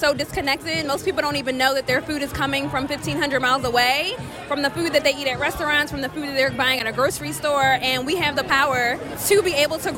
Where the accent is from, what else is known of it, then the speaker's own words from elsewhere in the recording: Philadelphia, Pennsylvania, United States; I'm from Germantown